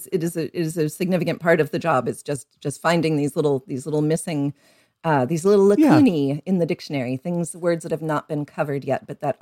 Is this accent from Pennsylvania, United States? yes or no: yes; Pittsburgh, Pennsylvania, United States; also born or lived in New York; now in Massachusetts, United States; I'm a Pittsburgher by birth. No, just by childhood time, right? I'm actually a New Yorker by birth.